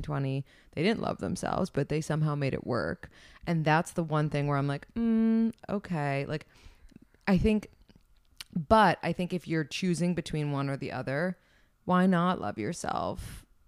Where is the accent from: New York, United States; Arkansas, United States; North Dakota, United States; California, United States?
New York, United States; New York City; I am twenty-nine and I'm from New York City originally.